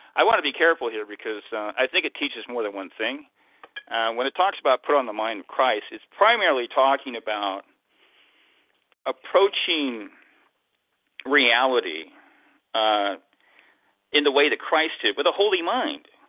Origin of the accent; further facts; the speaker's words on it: Tacoma, Washington, United States; I'm from Tacoma here